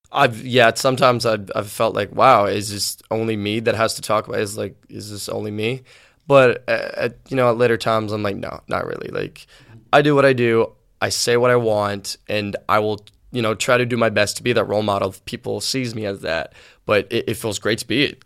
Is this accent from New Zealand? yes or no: no; Sweden; also born or lived in Liverpool, England / Gothenburg, Sweden; I kind of grew up in Sweden, but I had the whole English, you know, roots in me